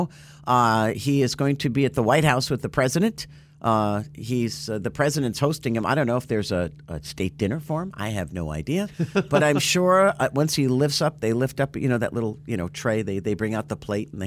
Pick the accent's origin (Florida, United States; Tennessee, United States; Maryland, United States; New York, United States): Florida, United States; Martin County; my hometown